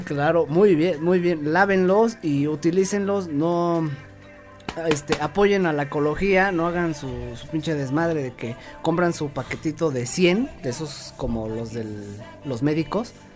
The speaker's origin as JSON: {"language": "Spanish", "country": "Mexico", "said": "estoy orgulloso de ser mexicano"}